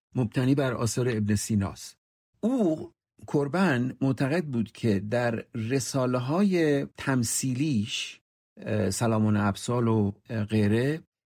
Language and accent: Persian; southern Iran, Iran; first language Persian; moved away as an adult; now in United States; من ایرونی هستم من مثلا از جنوب ایران اومدم